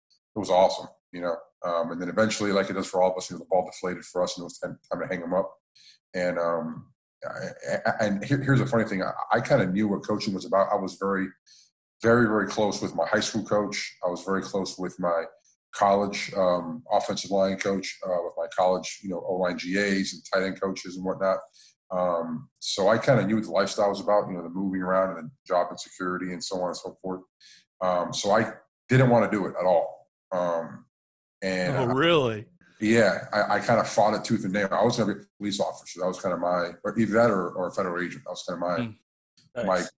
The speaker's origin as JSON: {"language": "English", "town": "Miami", "region": "Florida", "country": "United States", "tie": "born or raised there", "said": "born and raised in South Florida in the general Miami area"}